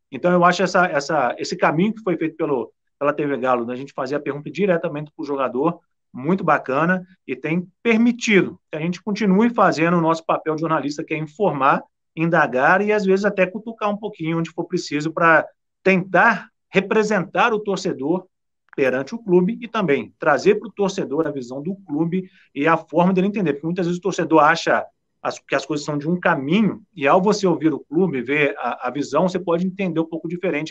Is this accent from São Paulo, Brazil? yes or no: no; São Lourenço, Minas Gerais, Brazil; eu sou da região aí, eu sou de São Lourenço, próximo aí